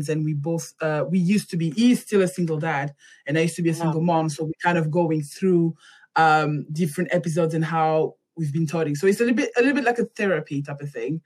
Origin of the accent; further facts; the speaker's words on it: Rennes, Brittany, France; English is a second language; moved away as an adult; also born or lived in United States; now in London, United Kingdom; I was born and raised in Rennes